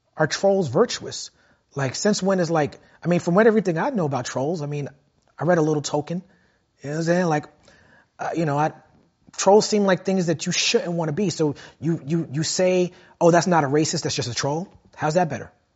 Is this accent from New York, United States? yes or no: yes; New York City, New York, United States; I grew up in Brooklyn